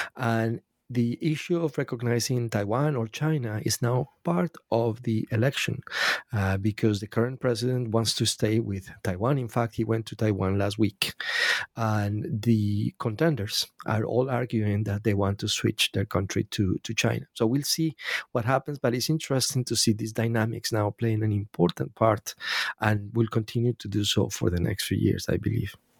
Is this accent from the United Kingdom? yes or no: no; Colombia; I'm Latin American, by the way, I'm from Colombia